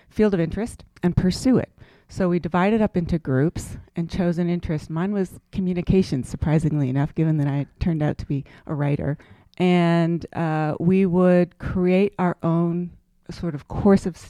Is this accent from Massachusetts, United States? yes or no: yes; Concord, Massachusetts, United States; I grew up in Concord, Mass., the seat of the American Revolution, and a suburb of Boston